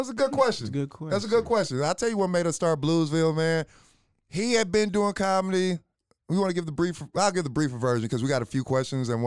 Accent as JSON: {"language": "English", "town": "Waco", "region": "Texas", "country": "United States", "tie": "born or raised there", "also_born_or_lived": "Westchester Square", "said": "all the niggas I grew up with in East Waco"}